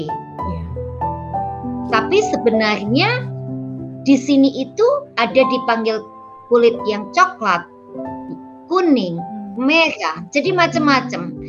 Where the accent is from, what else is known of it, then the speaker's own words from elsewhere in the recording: Indonesia; now in New York, United States; saya asli Indonesia, uh, tapi sudah menetap di uh, negara paman, paman Sam. Saya di New York sudah uh, sudah hampir 20 tahun.